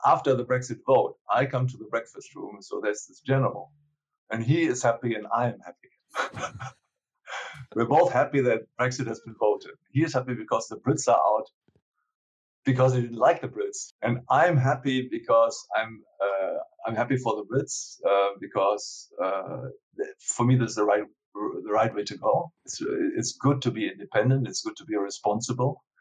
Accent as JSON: {"language": "English", "country": "Germany", "said": "I come from Germany"}